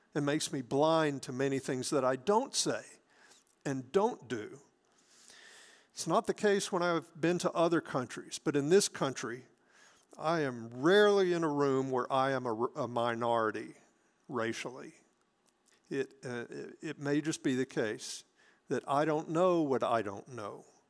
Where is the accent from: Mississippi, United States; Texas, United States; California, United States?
Mississippi, United States; Hattiesburg; when we were growing up in Hattiesburg